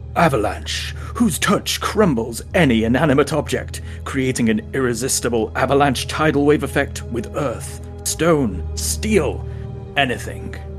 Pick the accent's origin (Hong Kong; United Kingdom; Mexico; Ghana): United Kingdom; England; now in United States; I'm English originally